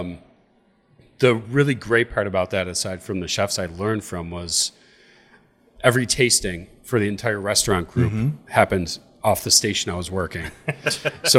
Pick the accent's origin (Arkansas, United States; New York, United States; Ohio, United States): New York, United States; Boston; moved away; From the Buffalo area, from a little town called Boston, New York